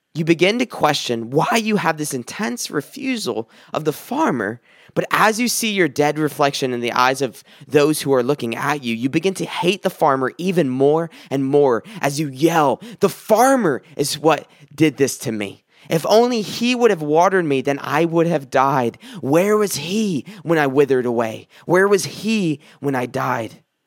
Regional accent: South Carolina, United States; moved away; I came from South Carolina and I was born and raised there

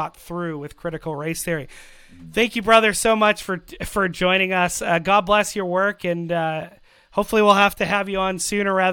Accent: Canada; Canadian citizens

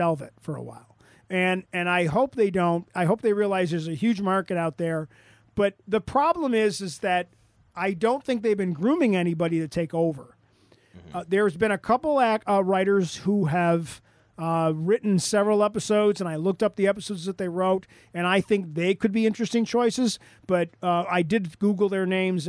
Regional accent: United States; I'm an American

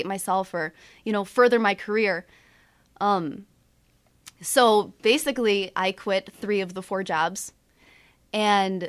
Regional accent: about an hour from Joliet, Illinois, United States; it's about an hour away from Joliet

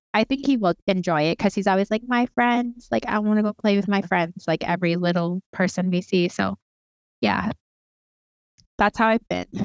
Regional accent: Lethbridge, Alberta, Canada; also born or lived in Cardston, Alberta / Blood Reserve, Alberta; now in Siksika Nation, Canada; I was born in a town called Cardston, and, um, I was raised in the city of Lethbridge

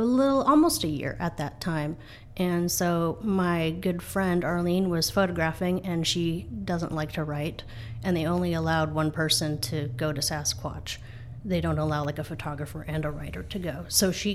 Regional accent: Granite Falls, Washington, United States; also born or lived in Seattle, Washington; I was born in Granite Falls, so I have a connection to Snohomish County. I have a connection to Everett

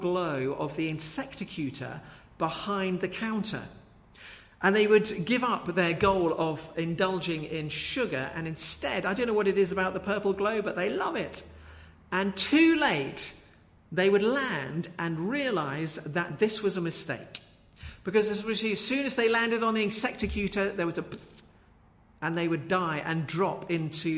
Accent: Brighton, South East England, United Kingdom; When I was a child, I grew up just outside Brighton in Wooding Dean

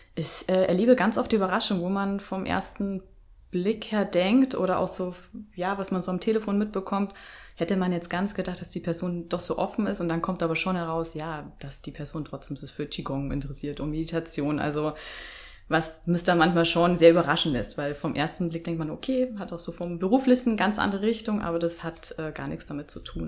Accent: Bavaria, Germany; moved away; bin ursprünglich aus Bayern

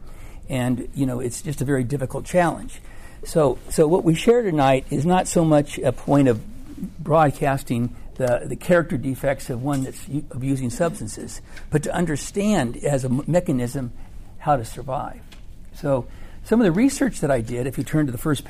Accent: California, United States; I'm from California

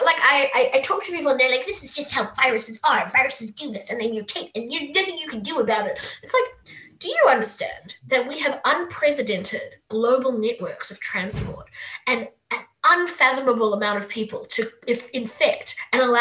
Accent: South Africa; moved away; I'm South African.

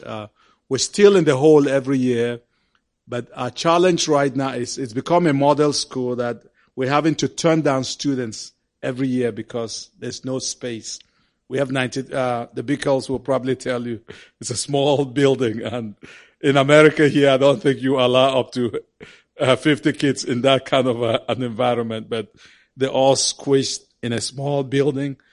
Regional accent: Cameroon; We went back to our country of Cameroon

